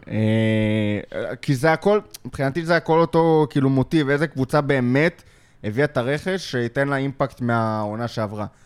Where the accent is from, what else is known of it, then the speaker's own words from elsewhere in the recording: Lod, Central District, Israel; גדלתי בלוד